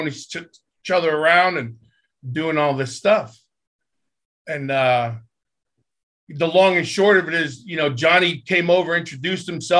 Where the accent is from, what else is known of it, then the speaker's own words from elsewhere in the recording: New Jersey, United States; I grew up in New Jersey